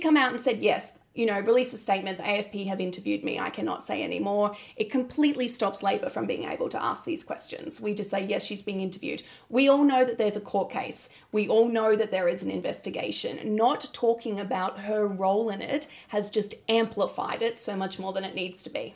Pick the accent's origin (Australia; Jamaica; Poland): Australia; Mount Gambier, South Australia; I was born in Mount Gambier